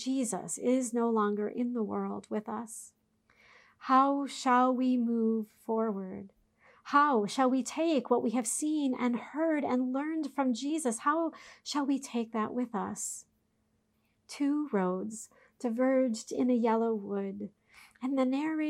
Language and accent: English; Minneapolis–Saint Paul, Minnesota, United States; The congregation I grew up in the Twin Cities owned their own camp